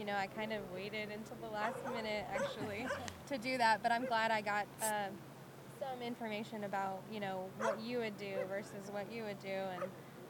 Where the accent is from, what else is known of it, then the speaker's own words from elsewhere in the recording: Temple, Texas, United States; I'm from Temple